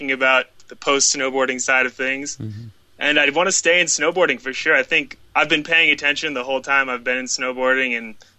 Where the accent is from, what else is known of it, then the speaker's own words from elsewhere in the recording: Cape Cod, Massachusetts, United States; moved away as an adult; now in Salt Lake City, United States; growing up on Cape Cod, we don't have any type of ski resort